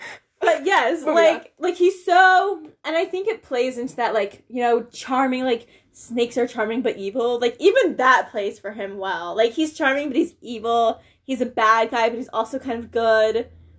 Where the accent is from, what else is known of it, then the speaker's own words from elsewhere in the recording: Midwest, United States; accent: Midwest; Midwest accent.